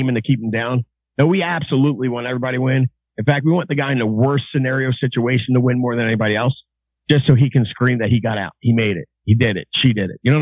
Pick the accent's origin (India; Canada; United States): United States; Baltimore, Maryland; I grew up in Baltimore.